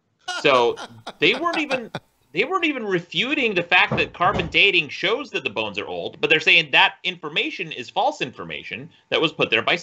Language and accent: English; Utah, United States; I'm from Utah, so I grew up with a lot of Mormons.